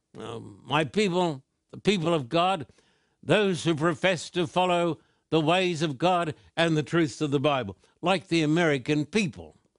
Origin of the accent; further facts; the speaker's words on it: Australia; moved away as an adult; now in Southern California, United States; the land of my birth, the land down under, Australia